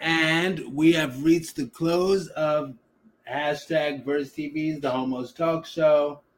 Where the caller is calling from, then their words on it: Cleveland, Ohio, United States; I am calling from Cleveland. I'm from many places, but I live in Cleveland.